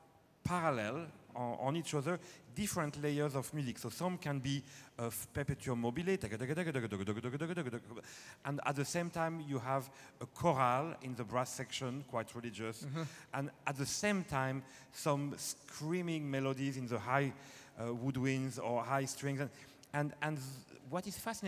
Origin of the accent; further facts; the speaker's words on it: France; accent: French; English is a second language; now in Scotland; we're French, as you can hear, at least with my accent